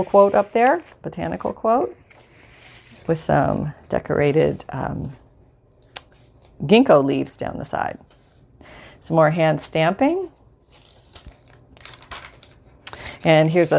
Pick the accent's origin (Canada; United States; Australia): Canada; moved away; where I grew up in Canada.